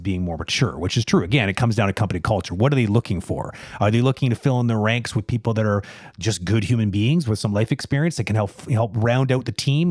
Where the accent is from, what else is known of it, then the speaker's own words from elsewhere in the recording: Toronto, Ontario, Canada; now in Quebec, Canada; I'm, I'm originally from Toronto